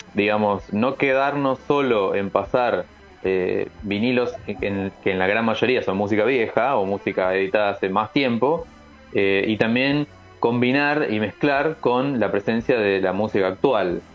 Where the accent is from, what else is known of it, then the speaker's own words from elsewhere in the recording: Buenos Aires, Argentina; Yo soy de Capital, barrio de San Cristóbal